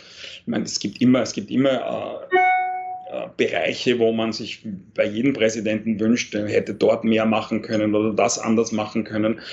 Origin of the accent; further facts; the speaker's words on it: Austria; moved away as an adult; also born or lived in Vienna, Austria; now in New York, United States; schätze ich Österreich als Heimat, wo ich aufgewachsen bin